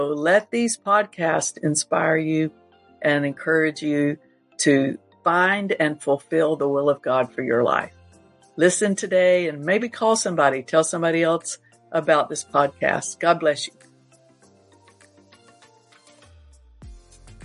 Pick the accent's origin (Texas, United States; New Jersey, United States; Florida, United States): Florida, United States; Panama City Beach; moved away; Pastor Beachside Fellowship Miracle Center in Panama City Beach, Florida. And of course, that's my hometown.